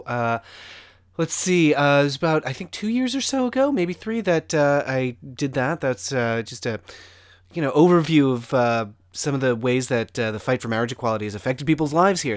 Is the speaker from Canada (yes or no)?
no; Connecticut, United States; entirely in Connecticut and like a very suburban sort of setting